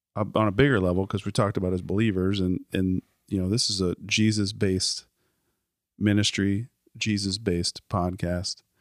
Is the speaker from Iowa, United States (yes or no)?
yes; Cedar Falls, Iowa, United States; I grew up in Cedar Falls